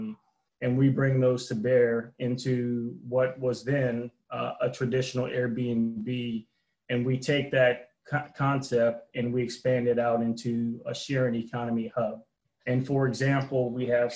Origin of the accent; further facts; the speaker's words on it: New Orleans, Louisiana, United States; I'm originally from New Orleans, active duty military